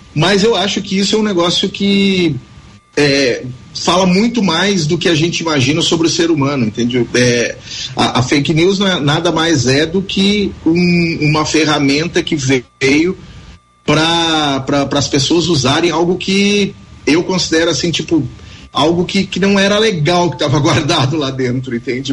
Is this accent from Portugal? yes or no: no; Tupanciretã, Rio Grande do Sul, Brazil; moved away; eu nunca morei em Tupaciretê, eu nasci em Tupaciretê, mas morei pra, na, na fazenda até os seis anos de idade